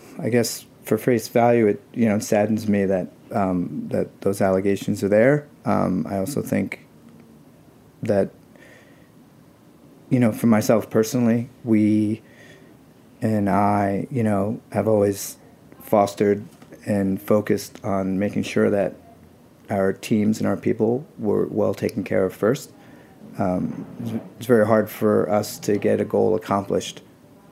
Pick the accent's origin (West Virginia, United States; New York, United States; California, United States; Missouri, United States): New York, United States; New York City; born or raised there